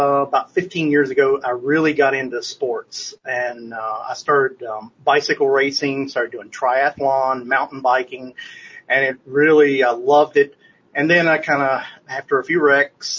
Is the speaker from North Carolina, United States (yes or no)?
no; Nashville, Tennessee, United States; I'm from Nashville, Tennessee